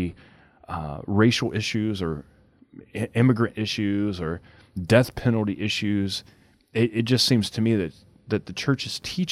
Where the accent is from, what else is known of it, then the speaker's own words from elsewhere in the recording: Cajun, Louisiana, United States; I'm a Cajun man